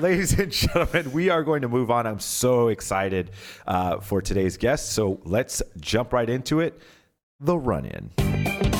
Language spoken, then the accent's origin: English; Pomona, California, United States; I was born in Pomona, California